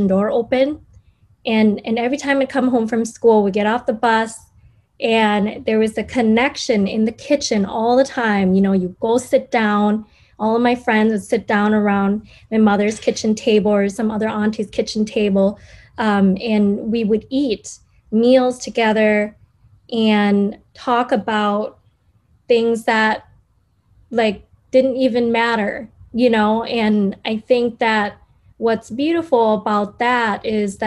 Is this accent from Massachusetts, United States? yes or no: no; Minneapolis, Minnesota, United States; I grew up in Northside in the Harrison neighborhood